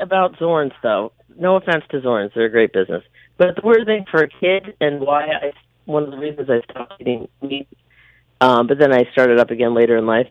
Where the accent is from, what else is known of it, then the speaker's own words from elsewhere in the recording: Farmingdale, New York, United States; we grew up in Farmingdale